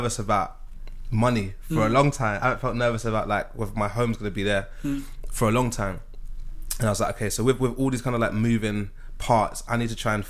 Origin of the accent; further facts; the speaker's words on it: London, United Kingdom; growing up in South London